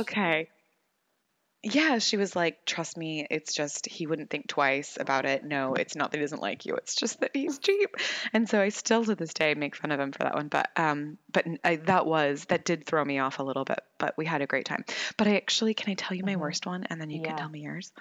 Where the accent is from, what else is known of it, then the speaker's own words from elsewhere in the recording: United States; being American